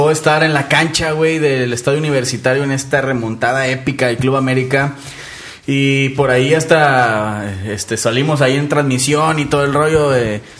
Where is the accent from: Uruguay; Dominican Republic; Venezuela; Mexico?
Mexico; Monterrey, Nuevo León